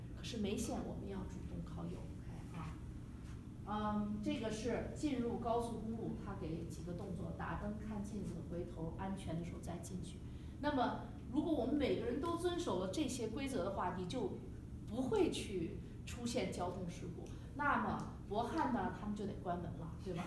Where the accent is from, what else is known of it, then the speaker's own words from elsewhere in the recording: China; now in United States; 因为我们中国人没有翻译，吃了很多的亏